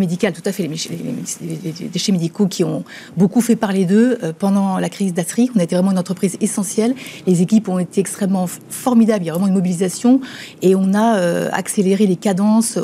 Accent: Mayenne, Pays de la Loire, France; on est mayennais, on est français

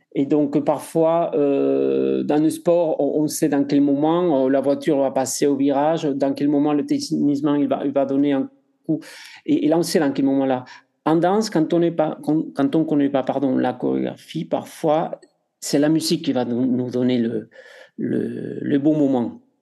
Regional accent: Spain; accent: Spanish; French is a second language; moved away; Je suis espagnol, vous entendez mon accent

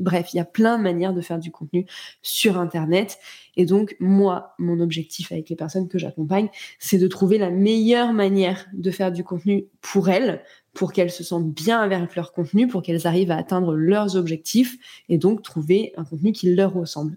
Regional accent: Nantes, Pays de la Loire, France; now in Cognac, France; je suis née à Nantes

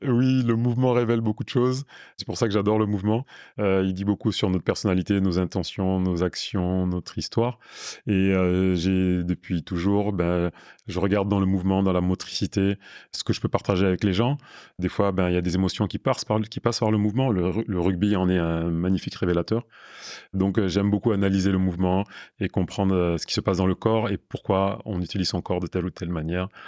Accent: Burkina Faso; moved away as an adult; also born or lived in Paris, France / Villiers-le-Bel, France; now in Toulouse, France; j'ai grandi de mes 3 ans à mes 19 ans au Burkina Faso

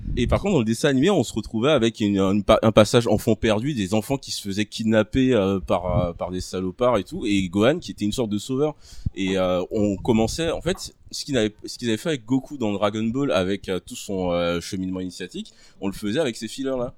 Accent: Côte d’Ivoire; moved away; j'ai grandi en Côte d'Ivoire je suis né en Côte d'Ivoire

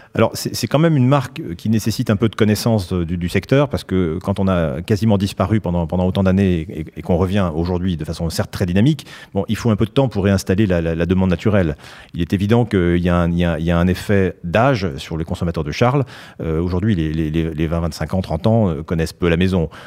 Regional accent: Basque Country, Nouvelle-Aquitaine, France; moved away; also born or lived in Scotland; j'ai passé beaucoup de mon enfance au Pays Basque et en Écosse

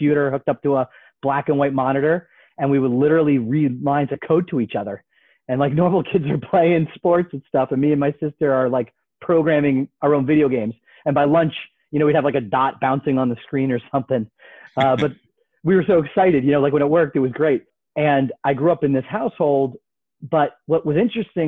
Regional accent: Berkeley Heights, New Jersey, United States; I grew up in Central Jersey in Berkeley Heights

